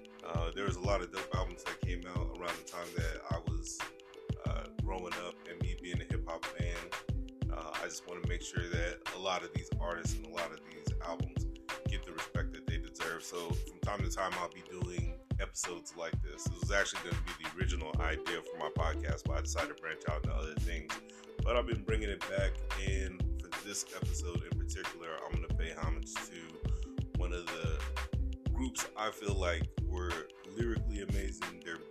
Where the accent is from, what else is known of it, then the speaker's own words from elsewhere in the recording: Germany; The reason why I tell you why I grew up in Germany was because at that time I didn't have radio stations like Hot 97 or Power 105 like we have now.